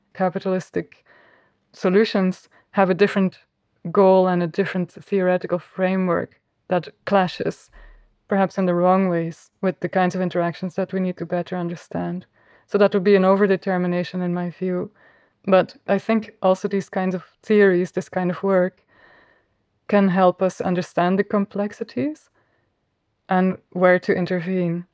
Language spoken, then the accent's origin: English; Flanders, Belgium; accent: Flemish; first language Flemish; English is a second language; my mother tongue is Flemish